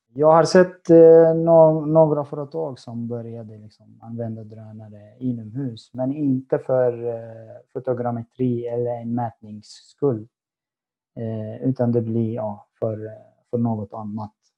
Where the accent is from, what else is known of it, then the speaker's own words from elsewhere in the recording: Syria; Swedish is a second language; moved away as an adult; now in Sweden; Jag har varit i Sverige i nästan sex år. Jag kommer från Syrien.